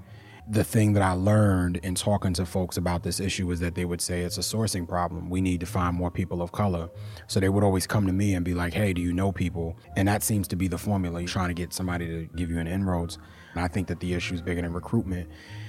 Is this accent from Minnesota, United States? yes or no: no; New York, United States; The truth is that I grew up in New York in the 80s and the 90s, and my lens around racism and racial trauma was framed from those experiences.